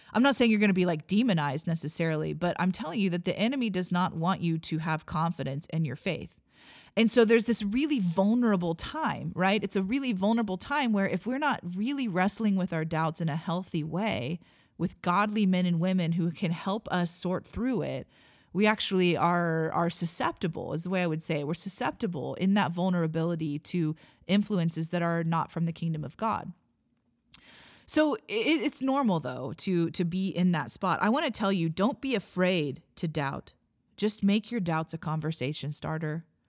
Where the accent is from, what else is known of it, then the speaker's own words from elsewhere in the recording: Missouri, United States; I was born and raised in Missouri